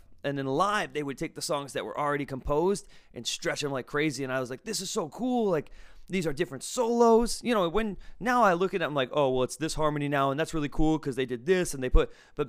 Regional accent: Massachusetts, United States; also born or lived in Netherlands / California; Now, I grew up here in Massachusetts, then lived in the Netherlands, then flew to California, then moved back here within like 8 or 9 years.

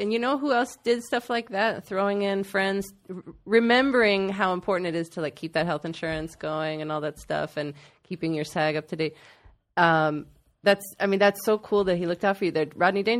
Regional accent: Dayton, Ohio, United States; now in New York, United States; because I moved from Ohio to New York, Dayton, Ohio, which is not a small city.

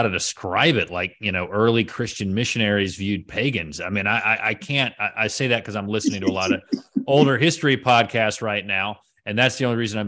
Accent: just outside of Clemson, South Carolina, United States; I grew up just outside of Clemson

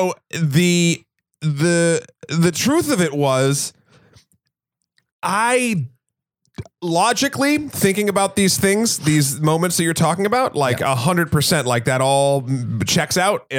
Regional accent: New Hampshire, United States; I'm from New Hampshire.

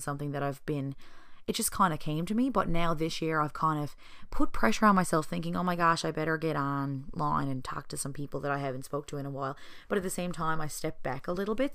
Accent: Newfoundland and Labrador, Canada; the people around my hometown

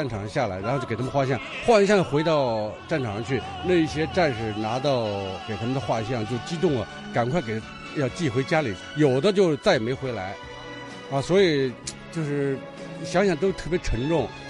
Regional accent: Hebei, China; 而且我们都是河北人

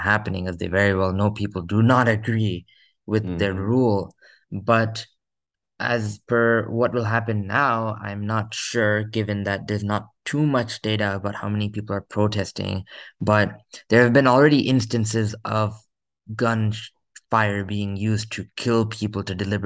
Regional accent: United States; as an American

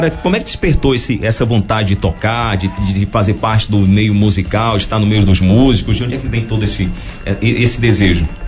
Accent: Bom Jesus da Lapa, Bahia, Brazil; eu sou daqui mesmo, de Boiazu da Lapa, Bahia.

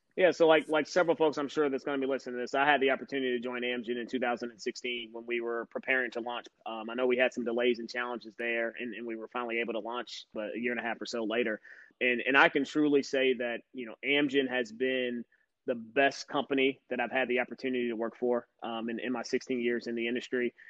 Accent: Louisville, Kentucky, United States; born and raised in Louisville, Kentucky.

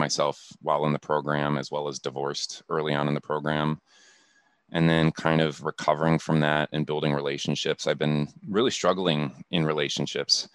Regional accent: Akron, Ohio, United States; moved away as an adult; now in Seattle, United States; I'm just a kid from Akron, Ohio. So I grew up in Akron

